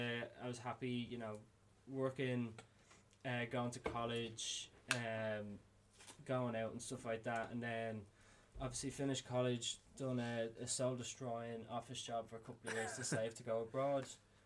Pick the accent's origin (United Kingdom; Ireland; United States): Ireland; Dublin, Leinster; also born or lived in Australia; growing up in Drimna, it was all very much like tracksuits.